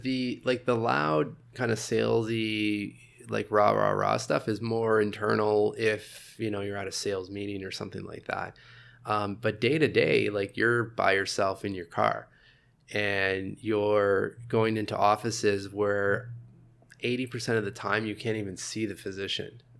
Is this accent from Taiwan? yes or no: no; Sudbury, Ontario, Canada; also born or lived in Montreal; now in Toronto, Canada; I'm, I'm originally from Northern Ontario, Sudbury.